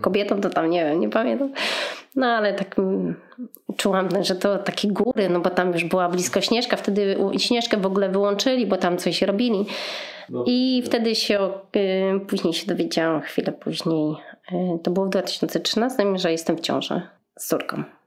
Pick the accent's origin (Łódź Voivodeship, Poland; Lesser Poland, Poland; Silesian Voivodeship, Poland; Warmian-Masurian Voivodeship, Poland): Łódź Voivodeship, Poland; Łódź; w sumie jestem z Łodzi